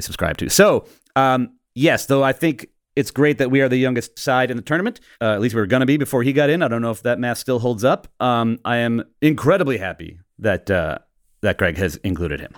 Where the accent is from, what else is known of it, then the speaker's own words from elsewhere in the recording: United States; now in England, United Kingdom; I'm the American in England.